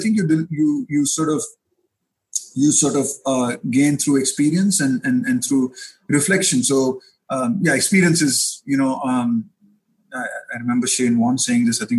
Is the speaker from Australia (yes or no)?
no; Bangalore, Karnataka, India; I grew up in Bangalore in Karnataka